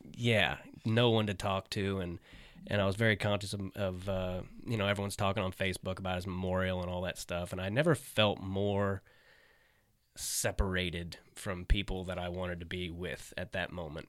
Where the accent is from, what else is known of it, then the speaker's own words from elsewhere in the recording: Kansas City, United States; also born or lived in Arkansas; I was born in Arkansas. I lived there when I was a kid, but I mainly grew up in Kansas